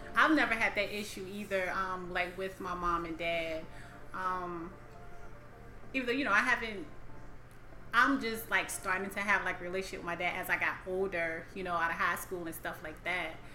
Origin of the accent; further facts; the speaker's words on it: the South, United States; I grew up in the South